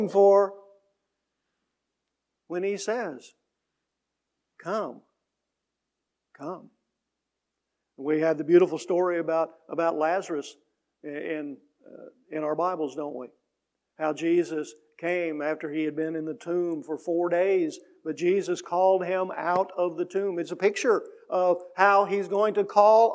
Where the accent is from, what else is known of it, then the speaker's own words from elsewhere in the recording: Mill Shoals, Illinois, United States; I grew up in the Baptist Church in Mill Shoals.